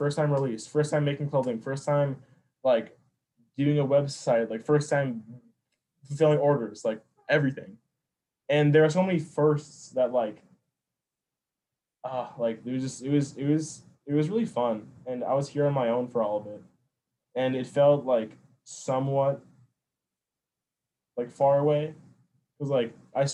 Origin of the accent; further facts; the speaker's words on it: Minnesota, United States; I'm from the Midwest, like I grew up here in Minnesota